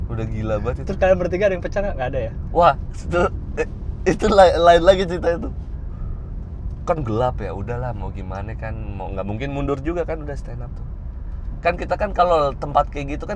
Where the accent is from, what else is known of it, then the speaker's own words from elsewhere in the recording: Bekasi, West Java, Indonesia; now in Surakarta, Indonesia; terus tahu gue dari Bekasi